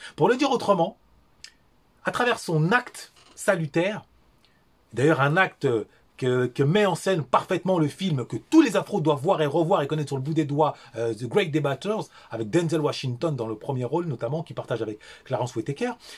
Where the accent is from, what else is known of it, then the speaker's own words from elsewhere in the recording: Paris, Île-de-France, France; Je suis né, j'ai grandi à Paris